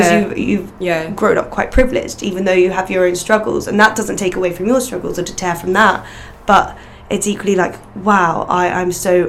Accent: Northern Ireland, United Kingdom; you wouldn't guess it because of our accent, but we're both from Northern Ireland

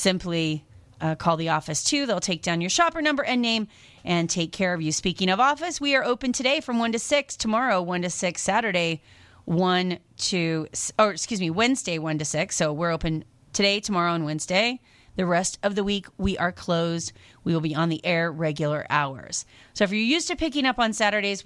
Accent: Seattle, Washington, United States; moved away; I grew up in the Seattle area

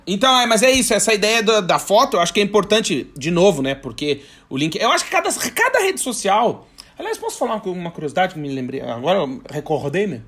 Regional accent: Brazil; moved away as an adult; now in Portugal; nós somos brasileiros, tem mania de ser íntimo das pessoas

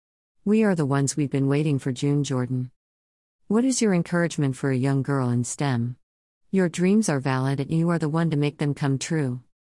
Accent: Cape Town, Western Cape, South Africa; I was born and raised in Khayelitsha, Cape Town, by a single mother of three girls who mostly sold second-hand clothes to raise us.

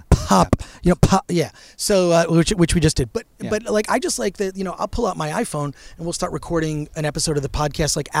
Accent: Royal Oak, Michigan, United States; I grew up right outside of Detroit

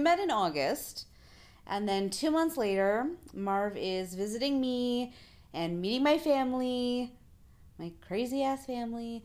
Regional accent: Canada; I'm the Canadian

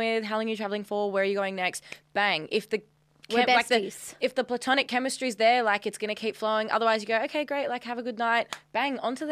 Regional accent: Australia; I'm Australian

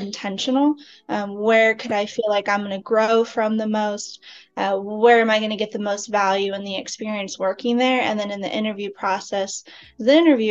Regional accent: Phoenix, Arizona, United States; moved away as an adult; now in Dallas, United States; I'm from Phoenix, Arizona. I lived there for 30 years

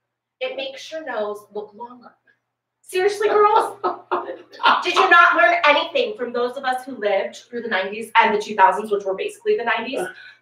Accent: Detroit, Michigan, United States; I grew up in Detroit.

